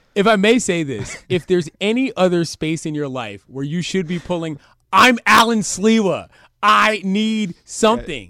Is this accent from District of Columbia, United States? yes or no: yes; Washington, District of Columbia, United States; moved away as an adult; I'm from the District of Columbia. I moved here a year ago